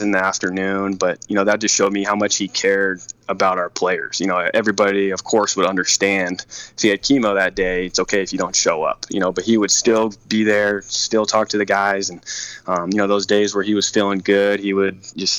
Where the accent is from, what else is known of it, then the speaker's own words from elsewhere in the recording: San Diego, California, United States; I grew up here in San Diego